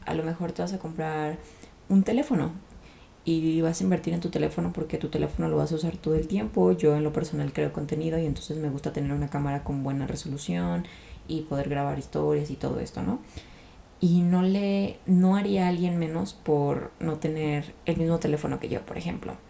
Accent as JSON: {"language": "Spanish", "town": "Guadalajara", "region": "Jalisco", "country": "Mexico", "said": "Yo soy de Guadalajara, México"}